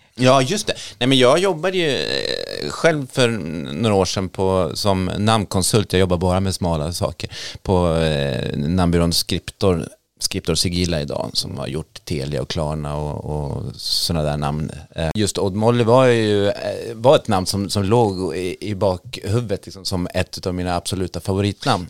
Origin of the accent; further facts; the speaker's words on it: Norrtälje, Stockholm County, Sweden; Jag kommer själv från Norrtälje som är en småstad på 16 000 invånare.